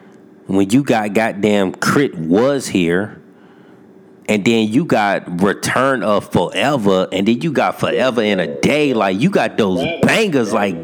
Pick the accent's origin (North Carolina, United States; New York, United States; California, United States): North Carolina, United States; Fayetteville; born there; And not because of a North Carolina bias, because, you know, I was born in Fayetteville, because, I mean, it's on my birth certificate.